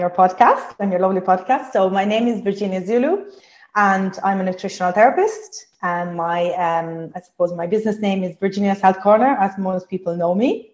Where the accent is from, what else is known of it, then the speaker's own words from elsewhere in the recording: Sardinia, Italy; English is a second language; moved away as an adult; now in Ireland; I'm from Italy, from Sardinia. I moved to Ireland 17 years ago.